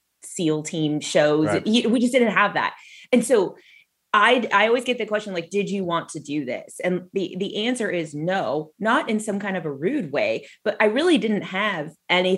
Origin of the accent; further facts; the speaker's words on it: Southern California, United States; I grew up in Southern California.